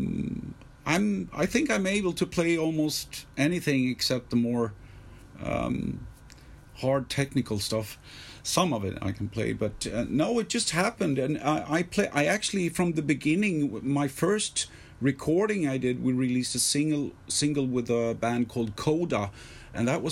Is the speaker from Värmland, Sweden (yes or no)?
no; Stockholm, Stockholm County, Sweden; I was born here and I was raised here